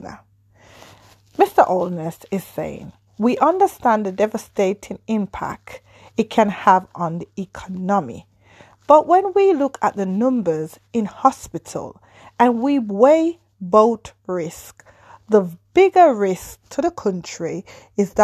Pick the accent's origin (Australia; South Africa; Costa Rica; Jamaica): Jamaica; moved away; as a Jamaican living abroad